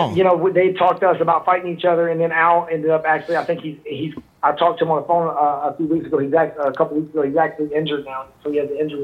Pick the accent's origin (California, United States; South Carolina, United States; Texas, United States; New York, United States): Texas, United States; Dallas; I fought in my home city in Dallas